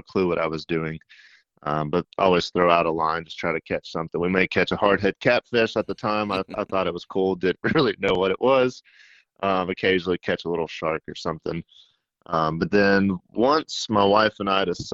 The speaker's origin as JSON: {"language": "English", "region": "Middle Tennessee", "country": "United States", "tie": "born or raised there", "moved": "yes", "lives_now": "Alabama, United States", "said": "So I grew up in Middle Tennessee, and I grew up on a farm"}